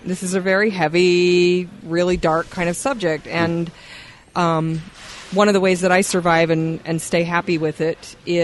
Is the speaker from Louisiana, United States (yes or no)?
no; Holladay, Utah, United States; was born and raised here in Salt Lake Valley in Holiday.